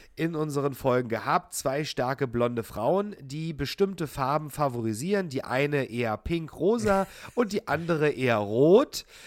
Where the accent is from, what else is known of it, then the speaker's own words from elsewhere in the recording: Hoyerswerda, Saxony, Germany; meine Heimatstadt Hoyerswerda